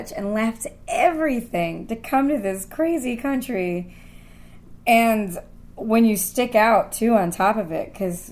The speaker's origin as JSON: {"language": "English", "town": "Hamilton", "region": "New Jersey", "country": "United States", "tie": "born or raised there", "also_born_or_lived": "Union City, New Jersey / Princeton, New Jersey", "moved": "as an adult", "lives_now": "New York, United States", "said": "I grew up in Hamilton, New Jersey, is where I went to school"}